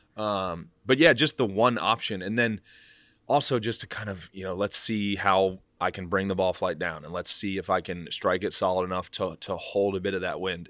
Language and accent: English; Kansas City, Missouri, United States; moved away; also born or lived in Dallas, Texas; I grew up in Kansas City